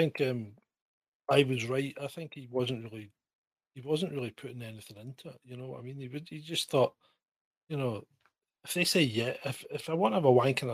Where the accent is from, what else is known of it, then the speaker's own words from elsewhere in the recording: United Kingdom; we're British